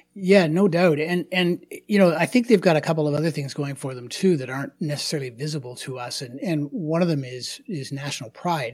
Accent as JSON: {"language": "English", "country": "Canada", "said": "I'm Canadian."}